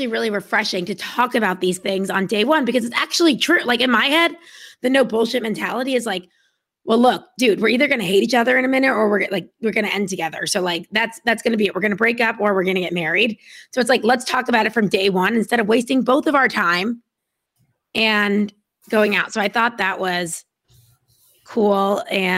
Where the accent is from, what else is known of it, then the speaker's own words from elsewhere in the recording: United States; I'm American